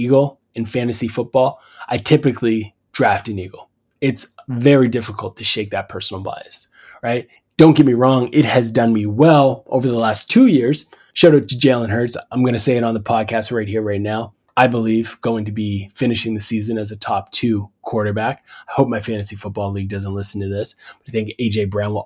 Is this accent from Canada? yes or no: yes; Canada; As a Canadian